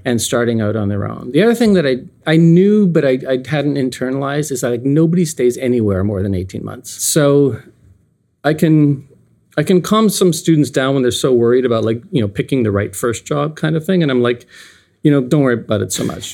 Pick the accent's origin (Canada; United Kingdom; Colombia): Canada; now in United States; I'm Canadian, still Canadian. I've been here for thirty, thirty-two years